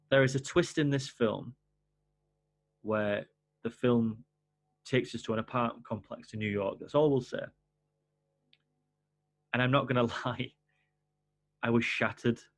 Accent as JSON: {"language": "English", "region": "England", "country": "United Kingdom", "said": "I'm English"}